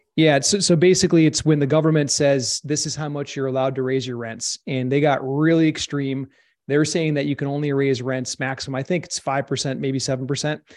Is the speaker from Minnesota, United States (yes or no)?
yes; Minnesota, United States; I was born and raised in Minnesota